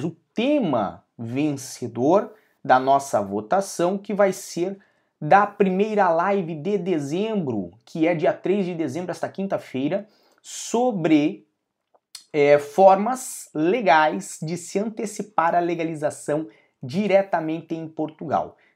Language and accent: Portuguese; Brazil; Nós sempre falamos muito do caso do cidadão brasileiro, porque eu sou brasileiro